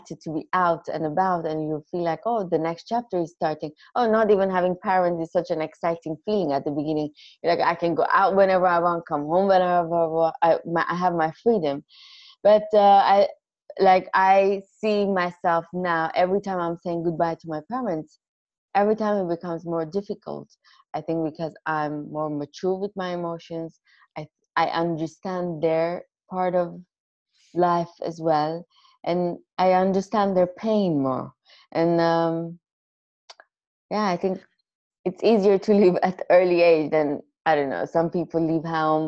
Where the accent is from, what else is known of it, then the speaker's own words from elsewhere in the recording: Iran; I'm Armenian from Iran